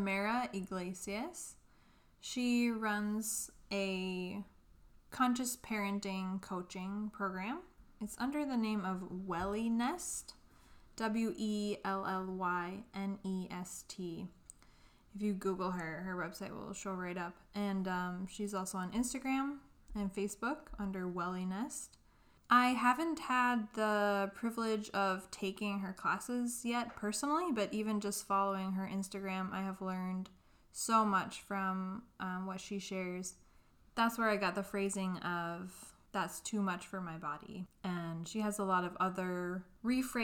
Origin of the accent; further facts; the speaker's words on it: Minnesota, United States; We're from Minnesota